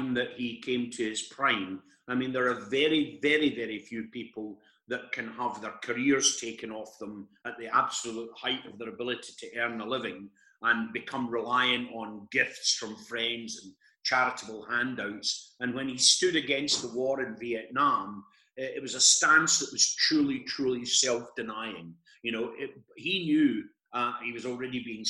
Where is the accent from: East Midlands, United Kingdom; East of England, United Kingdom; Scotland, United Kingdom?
Scotland, United Kingdom; as a young boy growing up in Scotland